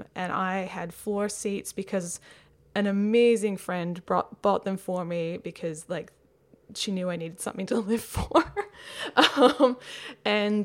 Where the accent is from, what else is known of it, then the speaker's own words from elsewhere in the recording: Perth, Western Australia, Australia; now in Melbourne, Australia; my hometown of Perth